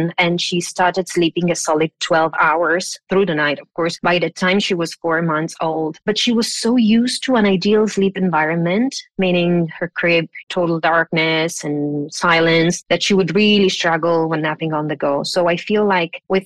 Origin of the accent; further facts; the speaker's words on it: Italy; moved away; I was raised in Italy